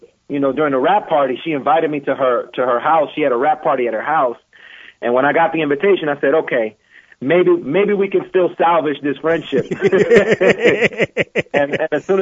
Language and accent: English; Washington, District of Columbia, United States; I grew up in Northwest D.C., right by Roosevelt High School